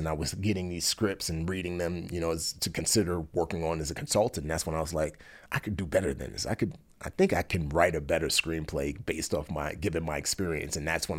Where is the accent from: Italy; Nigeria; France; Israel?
Nigeria; born there; Yeah, I was actually born in Nigeria, and I was born into a super wealthy family.